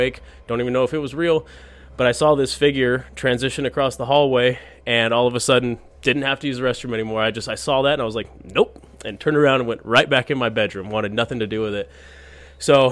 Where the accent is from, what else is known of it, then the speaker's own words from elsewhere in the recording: Fort Morgan, Colorado, United States; also born or lived in Santa Maria, California; I'm from Fort Morgan, Colorado.